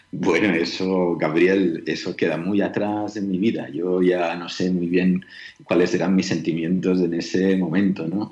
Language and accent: Spanish; Catalonia, Spain; moved away as an adult; also born or lived in Colombia / Manizales; yo estaba muy feliz en mi querida Cataluña, yo soy catalán